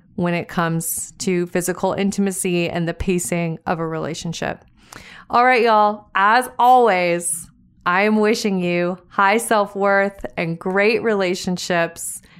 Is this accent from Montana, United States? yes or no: yes; Montana, United States; I was driving around my hometown, small town Montana